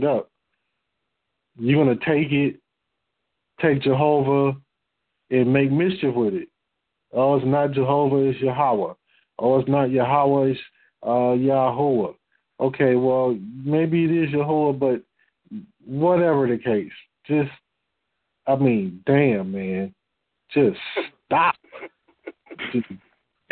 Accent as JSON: {"language": "English", "town": "Detroit", "region": "Michigan", "country": "United States", "said": "I'm from Detroit."}